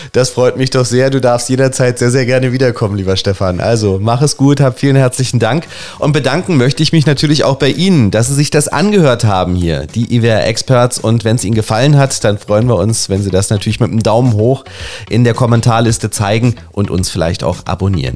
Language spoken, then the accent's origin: German; Germany; also born or lived in Berlin; uns Deutschen